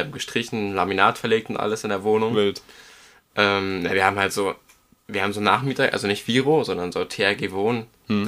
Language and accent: German; Germany; als Deutscher